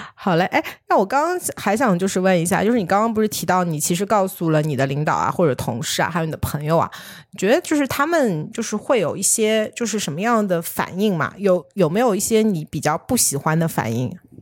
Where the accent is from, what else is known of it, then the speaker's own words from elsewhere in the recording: China; 就是我们中国人不是说就是看病要那个不能治标不治本嘛？